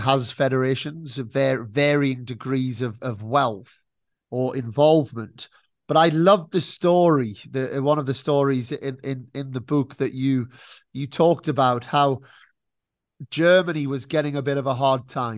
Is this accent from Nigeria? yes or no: no; United Kingdom; moved away as an adult; now in Spain; as British tennis players